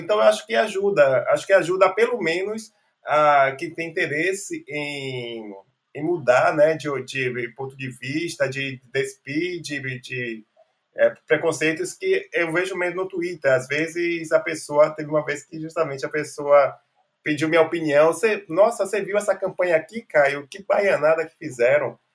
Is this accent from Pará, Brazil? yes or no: no; Salvador, Bahia, Brazil; Eu sou nascido e criado aqui em Salvador, então nunca morei em nenhuma outra parte